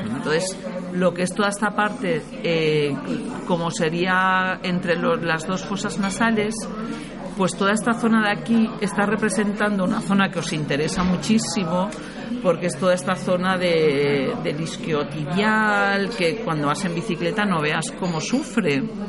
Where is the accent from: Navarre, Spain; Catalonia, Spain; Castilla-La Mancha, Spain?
Catalonia, Spain; Barcelona; Yo vengo del Mediterráneo, soy de Barcelona